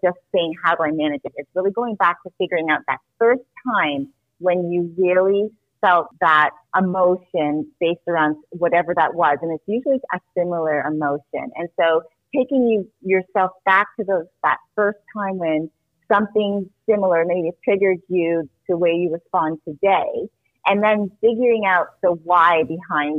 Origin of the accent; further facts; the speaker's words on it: Toronto, Ontario, Canada; moved away as an adult; also born or lived in New Jersey, United States; So I was born in New Jersey, but I was raised in Canada. So pretty much I grew up in Toronto, Canada.